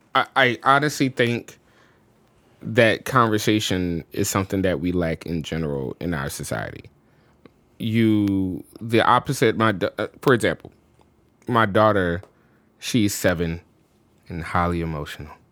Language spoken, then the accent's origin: English; New Orleans, Louisiana, United States; moved away as an adult; also born or lived in Chicago; I'm born and raised in New Orleans, and Chicago was my first experience outside of the state living somewhere.